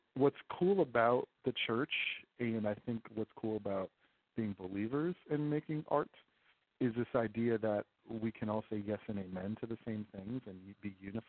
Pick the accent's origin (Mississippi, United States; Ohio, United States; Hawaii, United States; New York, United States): New York, United States; Rochester; now in Philadelphia, United States; I grew up in Rochester, New York, so I can very much relate to the snow and the white Christmas. And now my family lives in Philadelphia is where we are.